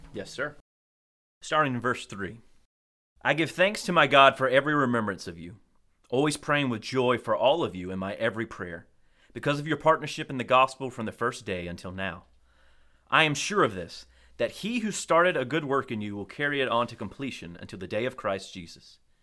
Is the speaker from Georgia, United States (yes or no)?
yes; Colquitt, Georgia, United States; growing up in Colquitt, we didn't really have winter